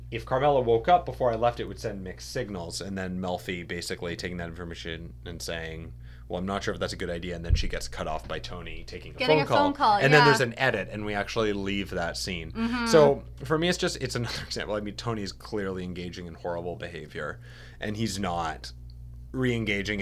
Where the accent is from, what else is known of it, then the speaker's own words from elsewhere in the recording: Canada; now in New York, United States; We are Canadian.